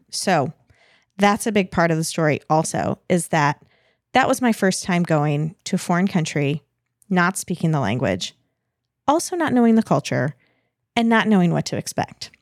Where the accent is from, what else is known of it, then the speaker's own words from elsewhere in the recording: United States; I'm American